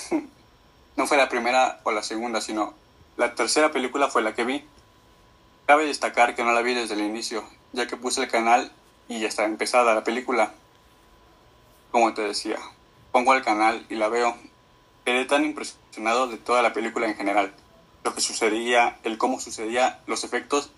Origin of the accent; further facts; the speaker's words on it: Mexico City, Mexico; soy de la Ciudad de México.